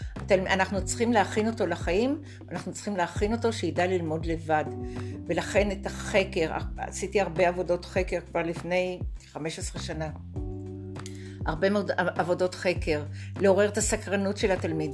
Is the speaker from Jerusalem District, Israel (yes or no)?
no; Tel Aviv, Tel Aviv District, Israel; moved away as an adult; also born or lived in Golan Heights; now in Nov, Israel; גדלתי בתל אביב